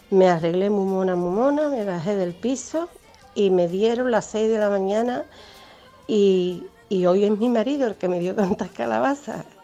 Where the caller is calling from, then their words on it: Alcalá de Guadaíra, Andalusia, Spain; de Alcalá de Guadaira.